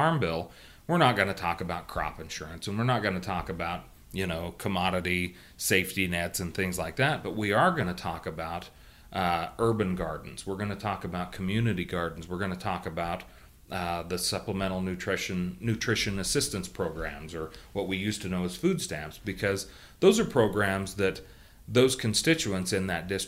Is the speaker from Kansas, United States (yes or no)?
yes; Kansas, United States; my home state of Kansas